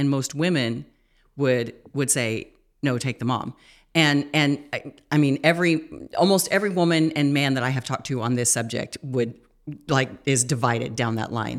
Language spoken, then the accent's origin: English; United States; we as an American culture